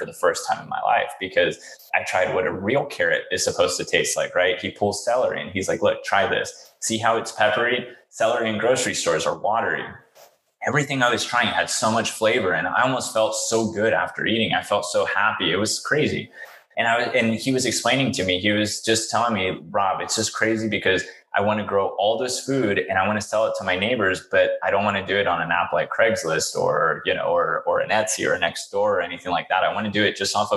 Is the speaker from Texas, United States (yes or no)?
yes; Houston, Texas, United States; I grew up in Houston, Texas